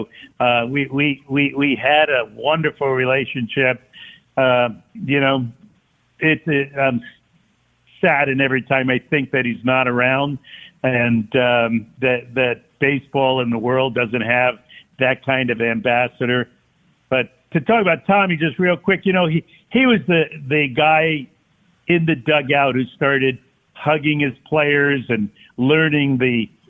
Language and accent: English; Stamford, Connecticut, United States; I was from Stamford, Connecticut.